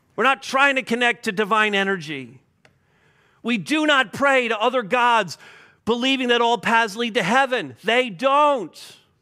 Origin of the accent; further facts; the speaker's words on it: Montreal, Quebec, Canada; moved away; I'm from Montreal